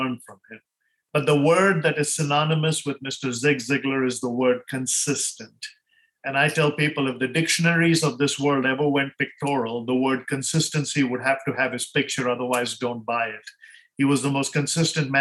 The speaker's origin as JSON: {"language": "English", "country": "India", "tie": "born or raised there", "moved": "as an adult", "lives_now": "United States", "said": "growing up in India"}